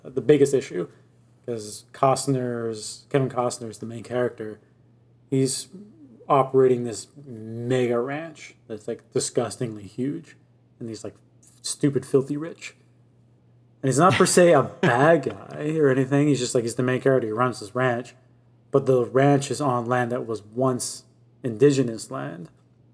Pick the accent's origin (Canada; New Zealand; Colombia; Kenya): Canada; as a Canadian in 2021